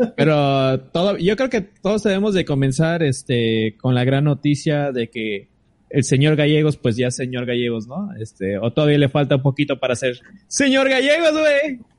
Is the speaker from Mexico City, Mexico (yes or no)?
no; Tijuana, Baja California, Mexico; nosotros somos de Tijuana